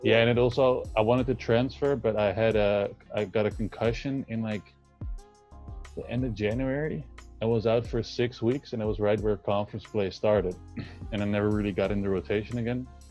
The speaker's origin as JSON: {"language": "English", "town": "Amsterdam", "region": "North Holland", "country": "Netherlands", "also_born_or_lived": "Spain / California", "said": "I'm from Amsterdam, the Netherlands"}